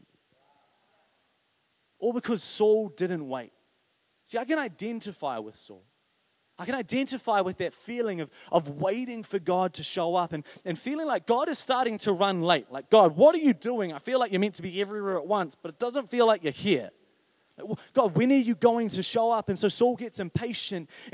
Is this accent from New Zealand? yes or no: yes; New Zealand; I'm a New Zealander